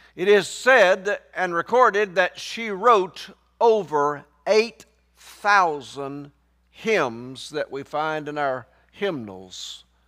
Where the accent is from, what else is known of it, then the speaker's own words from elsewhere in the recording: Somerville, Tennessee, United States; I grew up right outside of Memphis, Tennessee. I grew up down in Fayette County. I went to school in Somerville.